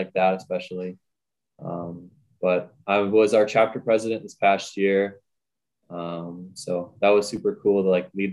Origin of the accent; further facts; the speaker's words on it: Redwood Falls, Minnesota, United States; I'm from Rutted Falls, Minnesota. I just graduated high school this spring